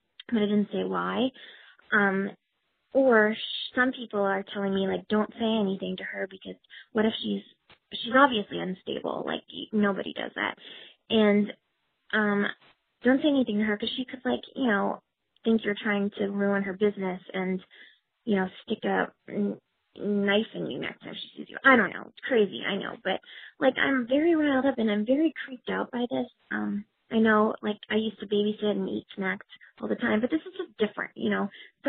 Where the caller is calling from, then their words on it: New York City, New York, United States; I'm calling from Brooklyn, New York